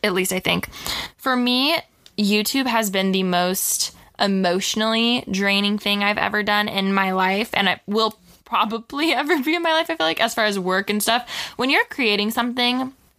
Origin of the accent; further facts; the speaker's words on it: a little outside of Orange County, California, United States; I grew up a little outside of Orange County, mm-hmm. but I did live in Orange County for a few years